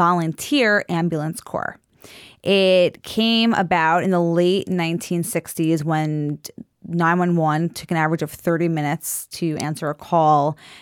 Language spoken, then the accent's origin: English; Merrick, New York, United States; I grew up modern Orthodox from Long Island.